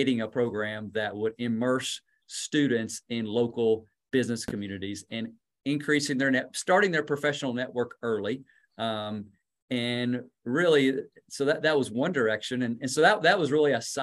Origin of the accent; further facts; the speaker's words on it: Kentucky, United States; now in North Carolina, United States; I grew up in Kentucky, so there's basketball in my blood.